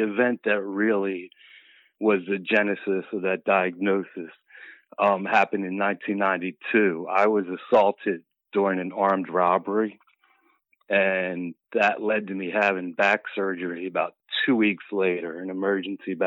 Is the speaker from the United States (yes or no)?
yes; Philadelphia, Pennsylvania, United States; All 54 years in Philadelphia. Born and raised.